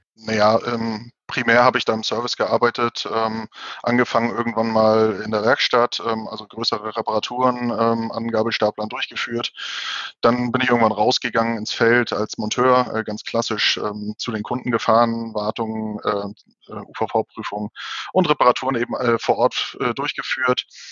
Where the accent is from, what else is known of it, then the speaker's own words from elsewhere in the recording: Hamburg, Germany; ich bin zwar gebürtiger Hamburger